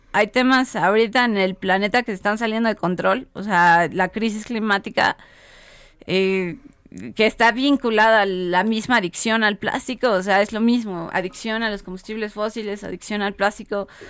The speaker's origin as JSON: {"language": "Spanish", "country": "Mexico", "said": "como mexicanos"}